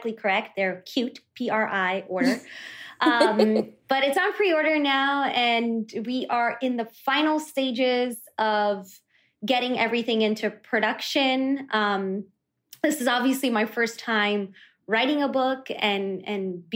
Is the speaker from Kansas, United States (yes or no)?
no; New York City, New York, United States; first language Kannada; English is a second language; I am born and raised on Staten Island, aka the forgotten borough of New York City.